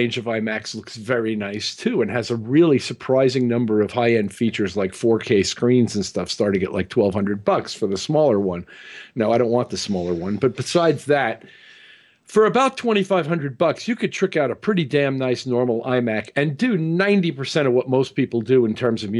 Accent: Missouri, United States; So I'm from Missouri.

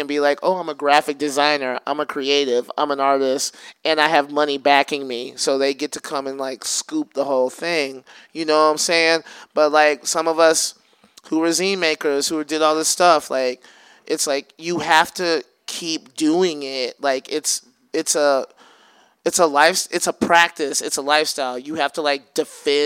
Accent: Alabama, United States; also born or lived in Bay Area; now in Oakland, United States; growing up in Alabama

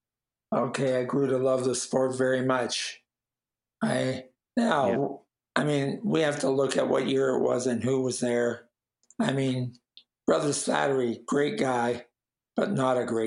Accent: Coquitlam, British Columbia, Canada; I grew up in Millardville, which is the part of Coquitlam

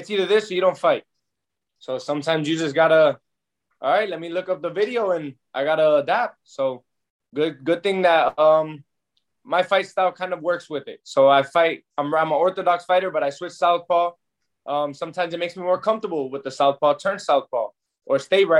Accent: Orlando, Florida, United States; from here in Orlando, like where I was fighting out

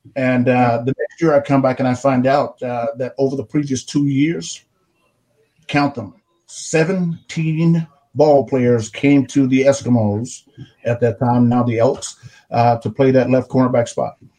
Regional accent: Arkansas, United States; the plantation where I grew up on in Arkansas

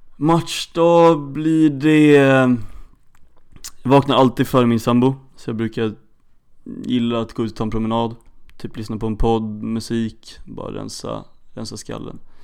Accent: Stockholm, Stockholm County, Sweden; now in Örebro, Sweden; Född och uppvuxen i Stockholm

